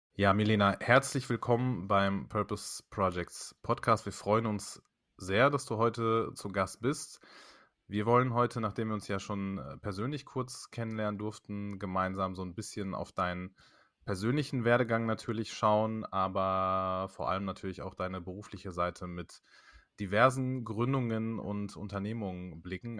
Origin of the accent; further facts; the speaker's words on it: Germany; ich bin hier geboren